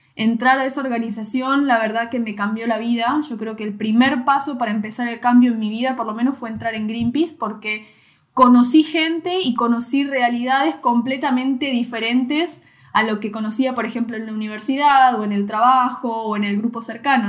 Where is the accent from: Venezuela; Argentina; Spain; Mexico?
Argentina; Mar del Plata, Buenos Aires Province; moved away as an adult; en el Mar del Plata, la ciudad de donde yo soy, eh, yo viví toda mi vida en la misma casa